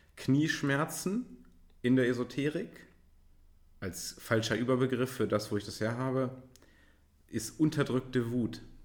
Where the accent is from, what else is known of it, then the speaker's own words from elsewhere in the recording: Göttingen, Lower Saxony, Germany; now in Hamburg, Germany; Es gab so einen Laden bei uns in Göttingen, Freestyle